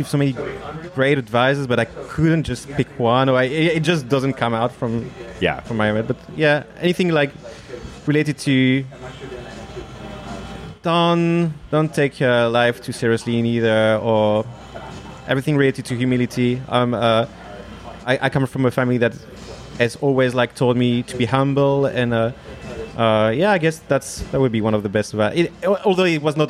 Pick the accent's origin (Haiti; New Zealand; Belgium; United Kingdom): Belgium; I'm 100% Greek, but I grew up in Belgium. I was born in Belgium